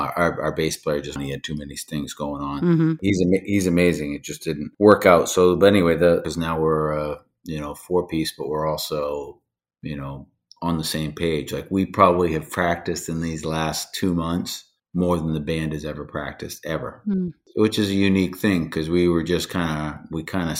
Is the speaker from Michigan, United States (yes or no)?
no; New Hampshire, United States; moved away as an adult; also born or lived in the western United States; I lived out west for a bunch of years, and then I moved back, and some friends from my hometown